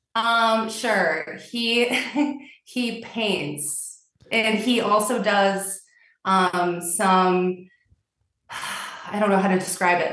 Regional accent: Milwaukee, Wisconsin, United States; also born or lived in a small town; I did grow up in a small town, but my formative years were in Milwaukee

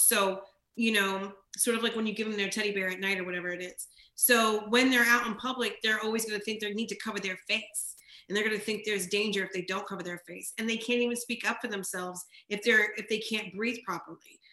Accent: New Jersey, United States; now in New York, United States; when I was growing up in Jersey and people would find out I'm Jamaican and Haitian

